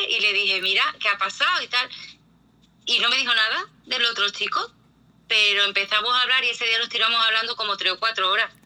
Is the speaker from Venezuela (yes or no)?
no; Spain; yo soy una mujer española